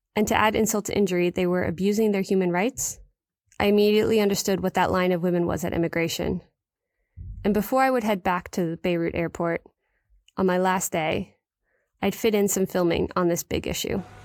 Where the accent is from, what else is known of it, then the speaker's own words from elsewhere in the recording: New York, United States; as a New Yorker